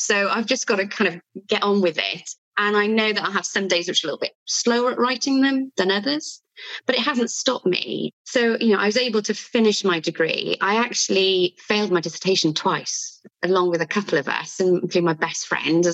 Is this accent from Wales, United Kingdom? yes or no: yes; Wales, United Kingdom; accent: Welsh; also born or lived in Bristol; I've lived in Wales all my life, really. I went to Bristol for a little while